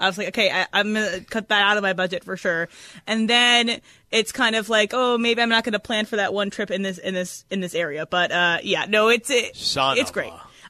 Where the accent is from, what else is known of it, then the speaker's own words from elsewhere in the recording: East Coast, United States; moved away; also born or lived in Connecticut; I'm from the East Coast.